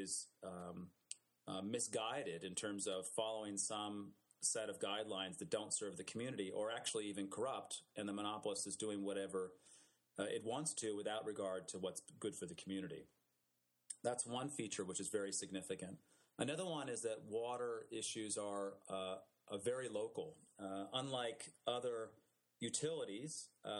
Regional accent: California, United States; I was born and raised in California

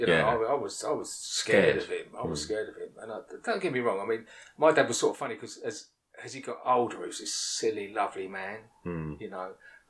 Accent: Essex, East of England, United Kingdom; I am from Essex.

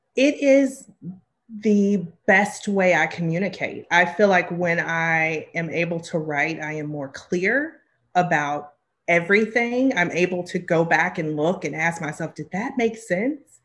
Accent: the South, United States; I grew up in the South

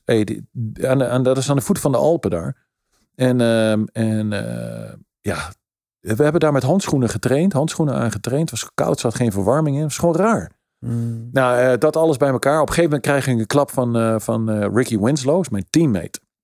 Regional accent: Netherlands; moved away; also born or lived in United States / Italy

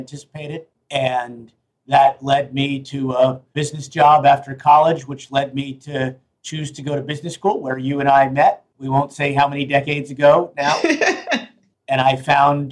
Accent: New York City, New York, United States; I grew up on Lower East Side of Manhattan

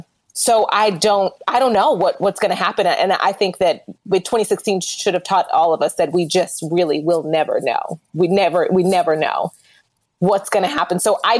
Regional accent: Oklahoma, United States; I'm from Oklahoma, right? So I know all about living in that portion of America.

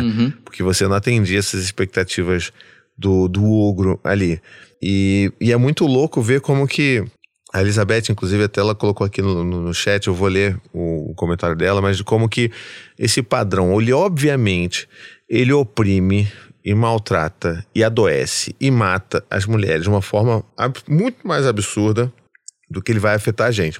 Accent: Rio de Janeiro, Brazil; eu sou carioca

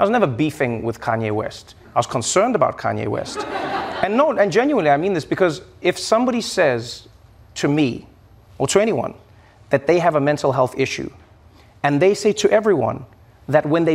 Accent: South Africa; moved away as an adult; now in United States; when I grew up in South Africa

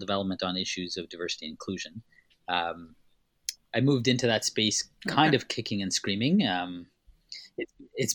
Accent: Winnipeg, Manitoba, Canada; born or raised there; also born or lived in Tanzania

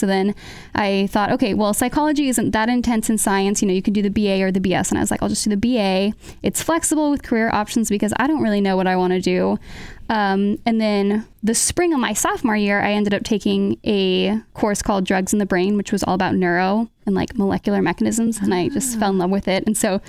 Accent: El Paso, Texas, United States; also born or lived in Tucson, Arizona; now in Iowa City, United States; So I am originally from Texas, from El Paso, Texas. And then I did my undergrad at the University of Arizona in Tucson.

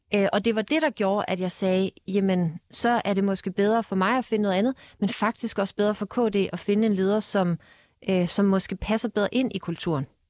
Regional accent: Denmark; moved away; nu er jeg fra Jylland

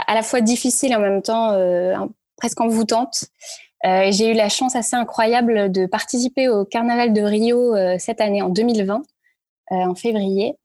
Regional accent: Paris, Île-de-France, France; also born or lived in Brittany / Lille / Santiago, Chile / New York; j'ai grandi à Paris, j'ai fait mes études à Paris

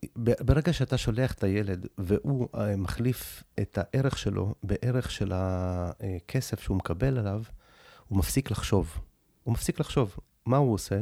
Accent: Tel Aviv, Tel Aviv District, Israel; also born or lived in Soviet Union; עליתי מברית המועצות, שהייתי בגיל מאוד צעיר, בגיל שנתיים-שלוש. גרנו במקום הכי נמוך בדרום תל אביב

